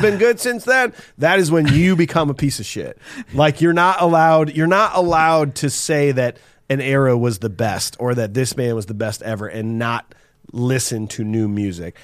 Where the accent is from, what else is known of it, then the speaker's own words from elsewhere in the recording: Iowa, United States; we're from Iowa